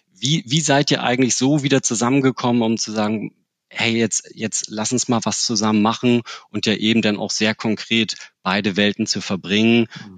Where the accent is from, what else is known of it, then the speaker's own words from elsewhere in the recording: Hamburg, Germany; als Hamburger